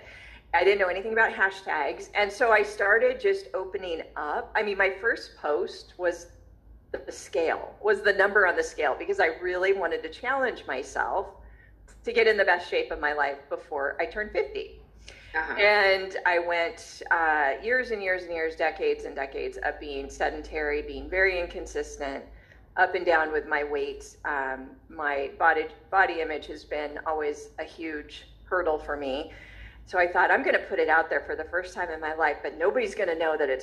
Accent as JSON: {"language": "English", "town": "Long Beach", "region": "California", "country": "United States", "tie": "born or raised there", "said": "I was born in Long Beach, California"}